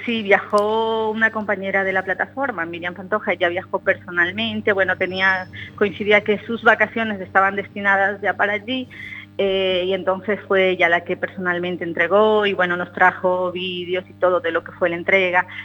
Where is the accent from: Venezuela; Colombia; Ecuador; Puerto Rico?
Ecuador; now in Spain; la mayoría somos ecuatorianos